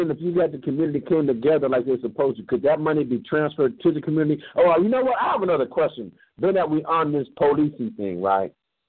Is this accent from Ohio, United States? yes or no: no; Compton, California, United States; also born or lived in Los Angeles; I'm from L.A. I was born in Compton